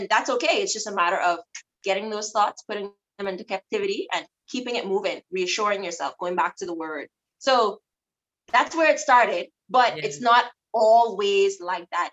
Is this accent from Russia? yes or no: no; Abaco, Bahamas; also born or lived in Nassau; I'm from Abaco, but I have a Nassau mom